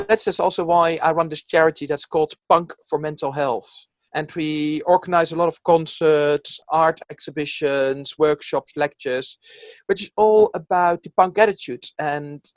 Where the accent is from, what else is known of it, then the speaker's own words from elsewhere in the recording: Netherlands; now in London, United Kingdom; originally I'm from the Netherlands, where there's actually no punk culture at all.